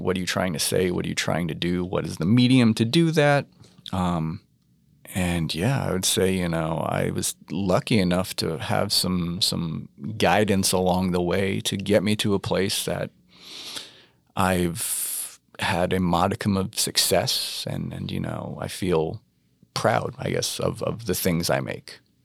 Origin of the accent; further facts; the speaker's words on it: New York, United States; growing up in New York in the eighties